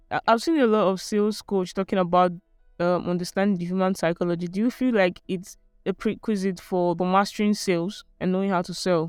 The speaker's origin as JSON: {"language": "English", "town": "Port Harcourt", "region": "Rivers State", "country": "Nigeria", "tie": "born or raised there", "said": "I grew up in Port Harcourt"}